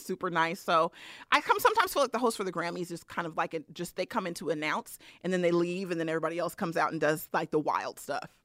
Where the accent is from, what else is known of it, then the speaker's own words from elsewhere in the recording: Bay Area, California, United States; I'm from the Bay Area